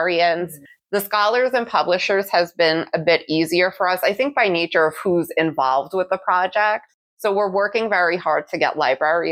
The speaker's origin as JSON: {"language": "English", "town": "New York City", "region": "New York", "country": "United States", "tie": "born or raised there", "said": "I grew up in the Bronx in New York City"}